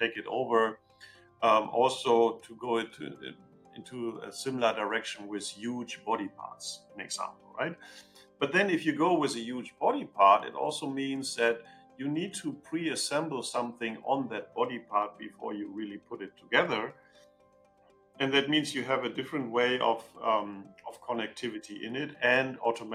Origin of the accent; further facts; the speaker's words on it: Germany; I'm coming from Germany, I'm living in Germany